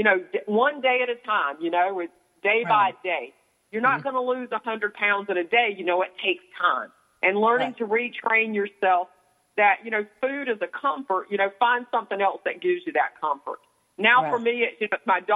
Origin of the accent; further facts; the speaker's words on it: the South, United States; growing up in the South, our family, years ago, everybody spent time on that front porch